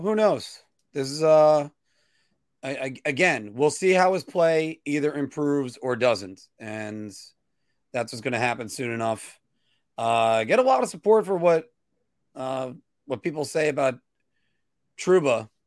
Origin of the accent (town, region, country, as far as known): United States